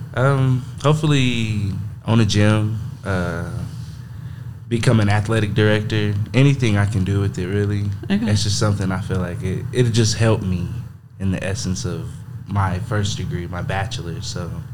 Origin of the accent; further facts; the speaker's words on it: Monahans, Texas, United States; I'm from Monahans, Texas. Uh, born and raised